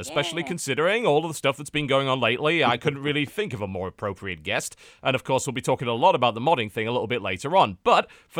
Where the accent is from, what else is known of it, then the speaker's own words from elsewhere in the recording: Newcastle, North East England, United Kingdom; Like, for one thing, I'm from Newcastle, and I don't have a Geordie accent, so...